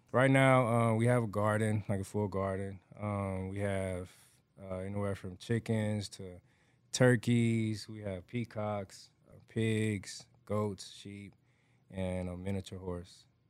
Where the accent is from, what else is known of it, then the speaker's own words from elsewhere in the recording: Atlanta, Georgia, United States; now in Houston, United States; I grew up raised in Atlanta, Georgia